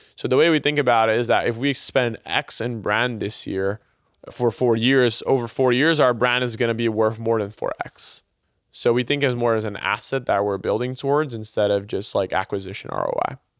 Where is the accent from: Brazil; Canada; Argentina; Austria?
Brazil; moved away as an adult; now in United States; I was, uh, originally born and raised in Brazil